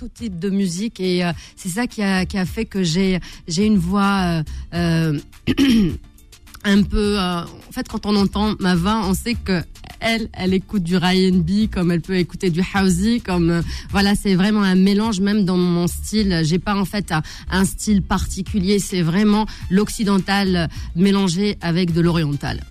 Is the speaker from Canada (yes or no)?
no; Algeria; je suis algérienne